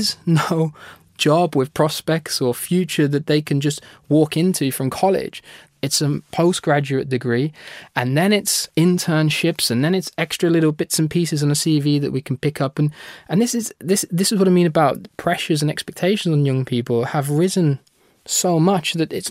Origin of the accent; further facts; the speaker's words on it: United Kingdom; my home country, the United Kingdom